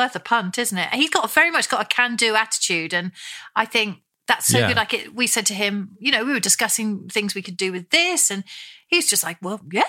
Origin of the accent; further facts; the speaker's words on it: United Kingdom; As British people